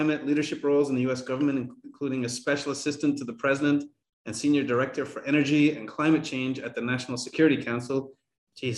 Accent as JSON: {"language": "English", "country": "Ireland", "said": "I'm Irish"}